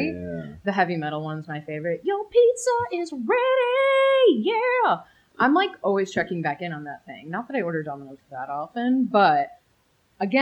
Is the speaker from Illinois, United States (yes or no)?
yes; Chicago, Illinois, United States; I grew up in Chicago